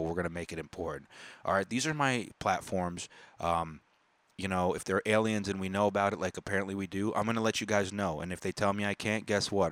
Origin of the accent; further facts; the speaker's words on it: United States; I was born in America